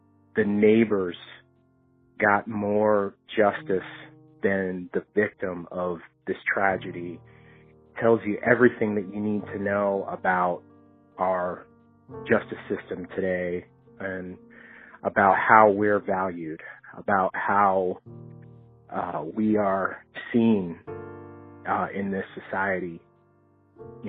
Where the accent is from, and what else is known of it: Miami, Florida, United States; born or raised there; now in Louisville, United States